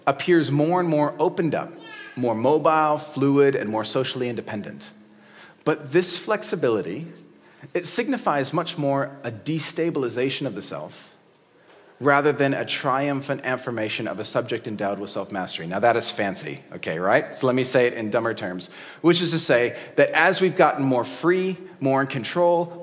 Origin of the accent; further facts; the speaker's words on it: United States; In America, my home country